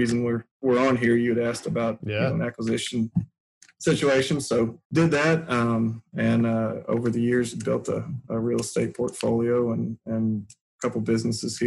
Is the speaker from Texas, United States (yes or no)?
yes; Houston, Texas, United States; moved away as an adult; also born or lived in Lubbock, Texas; now in Jacksonville, Alabama, United States; I'm from Houston. I went to school at Texas Tech.